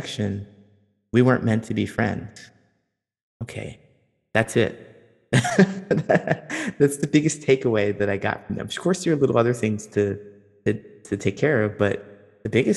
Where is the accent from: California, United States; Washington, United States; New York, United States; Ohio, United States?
Ohio, United States; I'm from Ohio